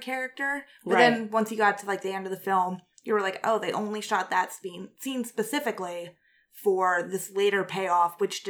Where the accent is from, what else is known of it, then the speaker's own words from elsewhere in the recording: Midwest, United States; since I'm from the Midwest and I'm not from New York